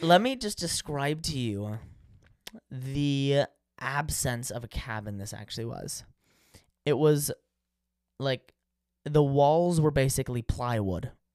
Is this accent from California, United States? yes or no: yes; California, United States; I'm from California